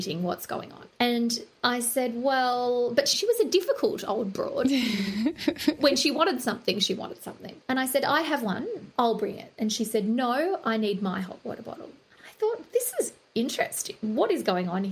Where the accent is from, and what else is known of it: Australia